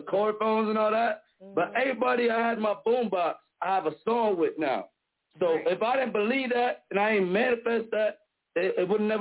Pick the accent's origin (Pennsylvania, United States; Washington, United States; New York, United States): New York, United States; Syracuse; also born or lived in Romania; I'm from Syracuse. I was born in Romania, you know, adopted.